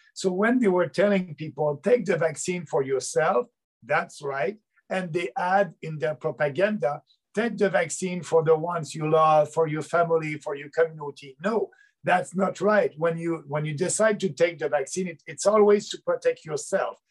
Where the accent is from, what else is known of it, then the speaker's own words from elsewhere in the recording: Beauce, Quebec, Canada; I'm coming from Beauce, and Beauce, it's a uh, half rural, half urban uh, riding south of Quebec City.